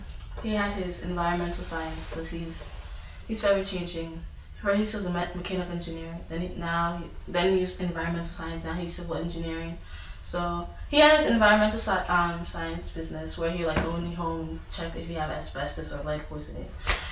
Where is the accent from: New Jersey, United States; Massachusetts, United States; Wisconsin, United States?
Massachusetts, United States; Brockton; born there; I was born in Boston, Brockton. Sorry, I always say Boston.